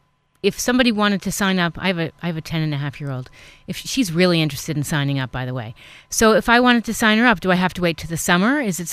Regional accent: New York City, New York, United States; I grew up in New York City.

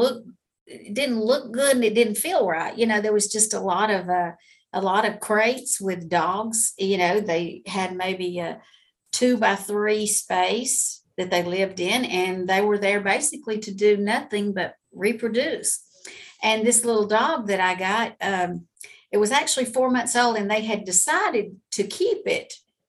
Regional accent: Georgia, United States; Well, I'm actually from Georgia, been here my whole life.

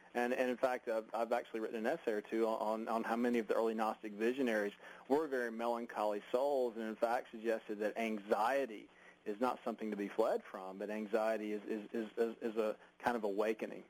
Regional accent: United States

